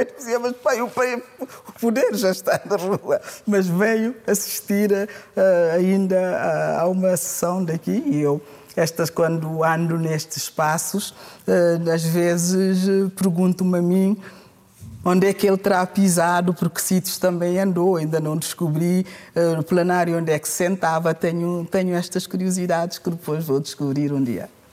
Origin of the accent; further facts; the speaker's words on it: Portugal; also born or lived in Guinea-Bissau / France; eu sou portuguesa